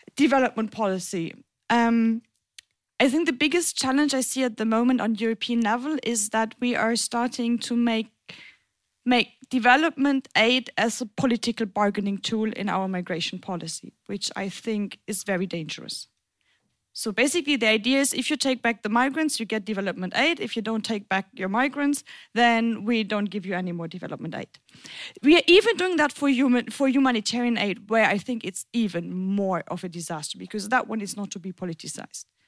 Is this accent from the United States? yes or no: no; German-French border region, Germany; now in Berlin, Germany; I grew up in the German French border region.